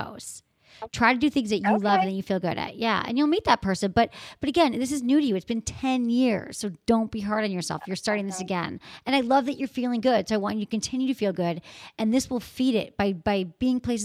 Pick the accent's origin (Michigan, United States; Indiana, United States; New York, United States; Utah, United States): Michigan, United States; moved away; from Michigan, my home state